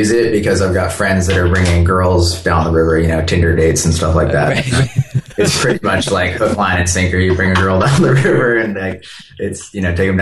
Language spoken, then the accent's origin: English; Northern California, United States; now in Southern Washington, United States; I grew up in Northern California. I actually live now up in Southern